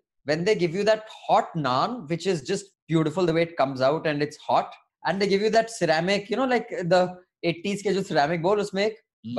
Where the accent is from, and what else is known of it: Delhi, India; born or raised there